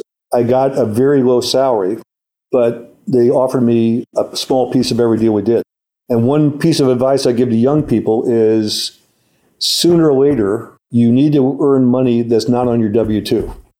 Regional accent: St. Louis, Missouri, United States; and I'm a Presbyterian from St. Louis

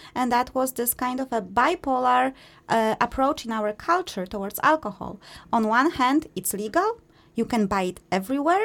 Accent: Poland; we are from Poland

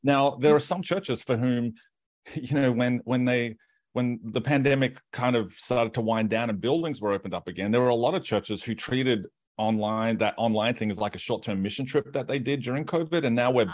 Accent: Australia; moved away as an adult; also born or lived in United States

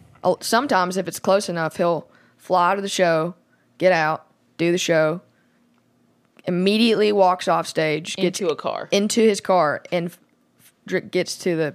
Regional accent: Montgomery, Alabama, United States; I told him that night maybe when I first met him that I was from Montgomery.

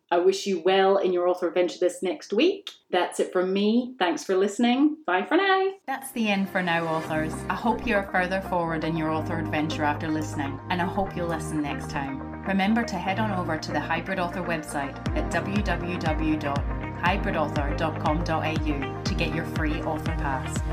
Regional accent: Scotland, United Kingdom; I grew up in Scotland

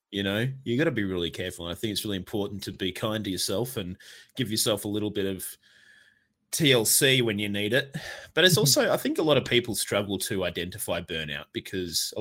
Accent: Australia; we're from Australia

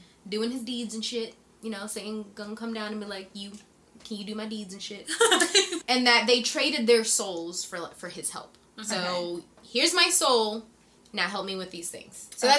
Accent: New York, United States; moved away; also born or lived in Springfield, Massachusetts; I'm from New York.

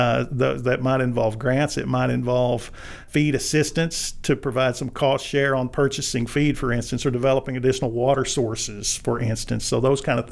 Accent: Arkansas, United States; as a native Arkansan, I grew up in Arkansas

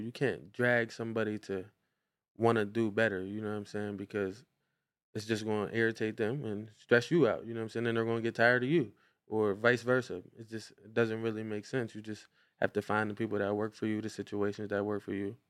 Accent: Brownsville, Pennsylvania, United States; we come from Clover Street in Brownsville, Pennsylvania

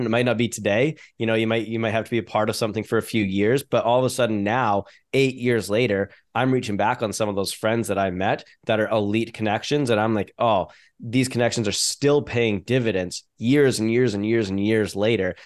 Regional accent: Canada; I'm a Canadian business owner

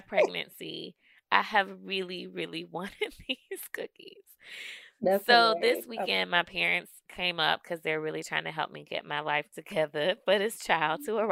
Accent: Alabama, United States; I am from Alabama, love my Alabama roots

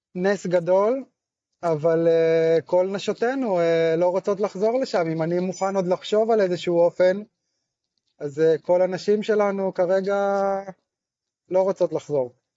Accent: Afek, Northern District, Israel; moved away as an adult; also born or lived in Mitzpe Ramon; now in Nir Yitzhak, Israel; אני יליד קיבוץ אפק שבצפון.

